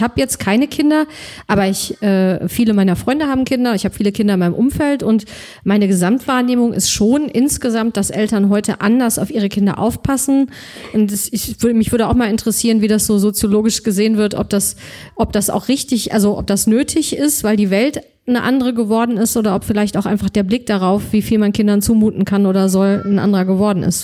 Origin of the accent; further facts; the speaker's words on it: Solingen, North Rhine-Westphalia, Germany; Bergischen Land aufgewachsen, äh, in, in Solingen